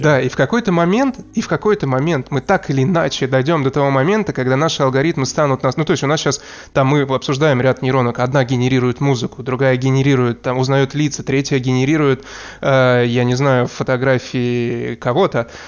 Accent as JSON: {"language": "Russian", "country": "Russia", "moved": "yes", "lives_now": "Amsterdam, Netherlands", "said": "Я э, из России"}